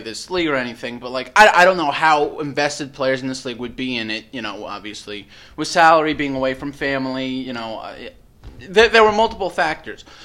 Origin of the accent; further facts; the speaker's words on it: New York, United States; I'm from New York